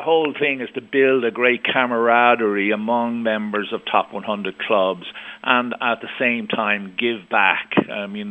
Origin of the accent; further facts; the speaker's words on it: Ireland; also born or lived in Scottsdale, Arizona (winters); I'm from Ireland. I pay my taxes in Ireland